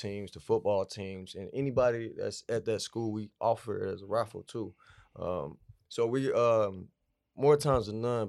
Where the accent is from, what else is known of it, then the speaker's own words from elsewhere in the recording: Atlanta, Georgia, United States; I'm from Atlanta, Georgia.